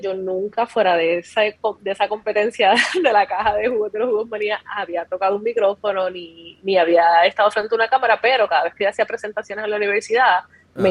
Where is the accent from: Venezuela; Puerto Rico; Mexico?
Puerto Rico; Ponce; yo soy natural de Ponce.